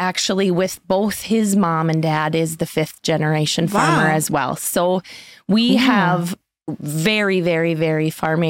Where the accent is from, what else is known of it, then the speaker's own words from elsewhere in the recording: Castleton, North Dakota, United States; I am originally from Castleton, North Dakota.